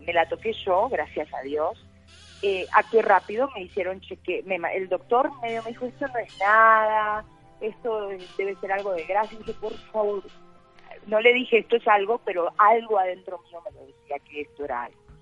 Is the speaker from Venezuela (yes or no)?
no; Concordia, Entre Ríos, Argentina; born or raised there; moved away as an adult; also born or lived in Buenos Aires; now in Colombia